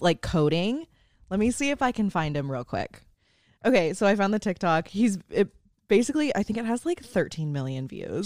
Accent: San Francisco Bay Area, California, United States; growing up in San Francisco Bay Area

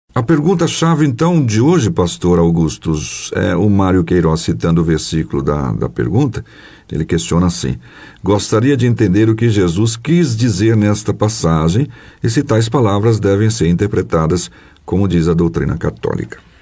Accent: Pirapora, Minas Gerais, Brazil; nasci em Pirapora, só que em Minas Gerais.

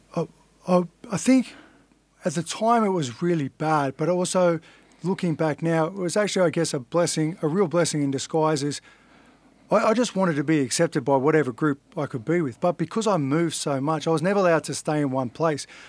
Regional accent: Sydney, New South Wales, Australia; also born or lived in Inner West, Sydney; I grew up in Fairlight, which is a suburb

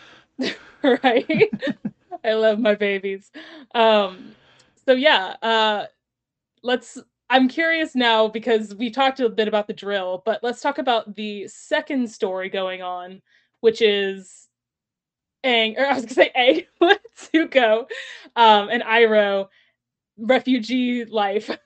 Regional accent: Texas, United States; I grew up in Texas

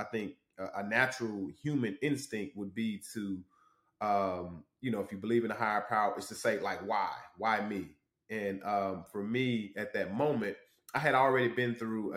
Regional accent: Douglasville, Georgia, United States; also born or lived in Huntsville, Alabama; I moved to Douglasville, Georgia. So I consider Douglasville, Georgia, like my hometown. I moved there when I was 9.

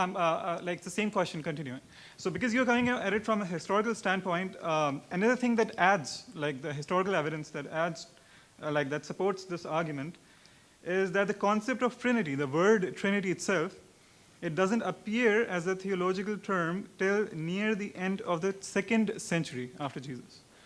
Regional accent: Pakistan; I'm from Pakistan

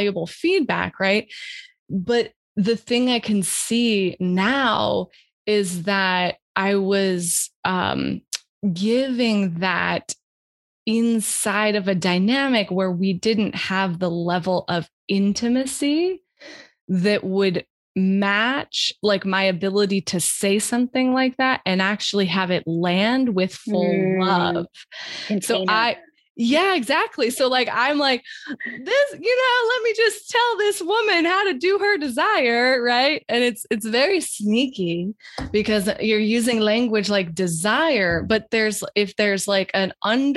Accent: Wyoming, United States; I'm from Wyoming

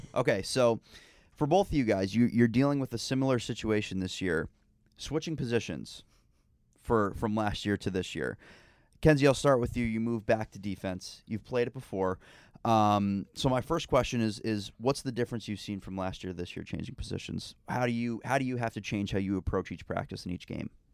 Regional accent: Northeast, United States; I am from the Northeast

